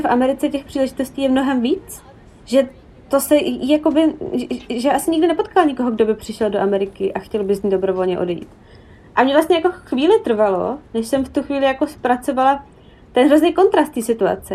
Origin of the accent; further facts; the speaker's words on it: Czechia; moved away as an adult; now in New York, United States; já jsem z Česka